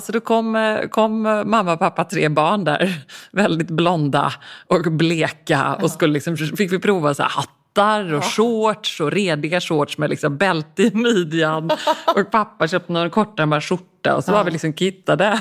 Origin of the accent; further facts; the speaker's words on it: Stockholm, Stockholm County, Sweden; nu sitter jag också här som stockholmare